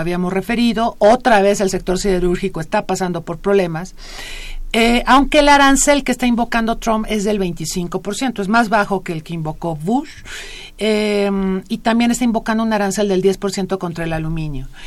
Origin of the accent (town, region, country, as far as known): Mexico